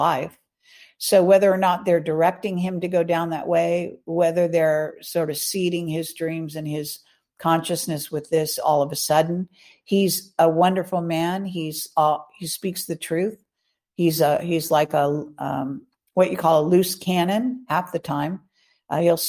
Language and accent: English; California, United States; I'm a Californian since I was born. I was, you know, I'm even third or fourth generation Californian